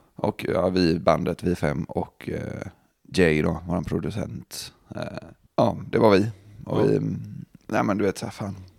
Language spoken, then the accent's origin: Swedish; Gothenburg, Västra Götaland, Sweden; vi från Göteborg